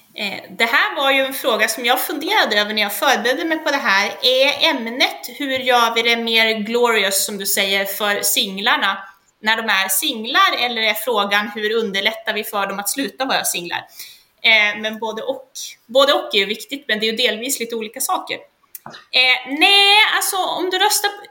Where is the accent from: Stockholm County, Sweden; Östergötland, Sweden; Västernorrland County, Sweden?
Västernorrland County, Sweden; Sollefteå; moved away; also born or lived in Hudiksvall area, Hälsingland; jag är från början från Sollefteå i Ångermanland